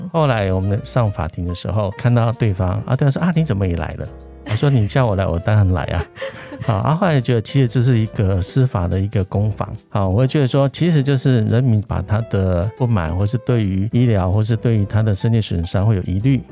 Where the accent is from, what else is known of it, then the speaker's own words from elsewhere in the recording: a small village below Sun Moon Lake, Nantou County, Taiwan; moved away; 我是在日月潭山下的 的一个小村庄出生